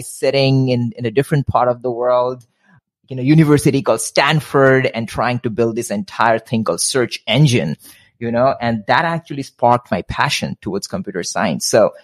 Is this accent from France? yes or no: no; India; moved away as an adult; also born or lived in Midwest, United States; now in United States; both born and raised in India, spent 23 years of my life in India, and then one sudden morning thought about moving to the US